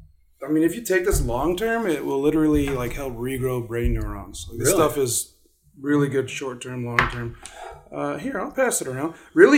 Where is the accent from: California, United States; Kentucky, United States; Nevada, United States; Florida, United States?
Nevada, United States; Reno; Yeah, well, I'm from Reno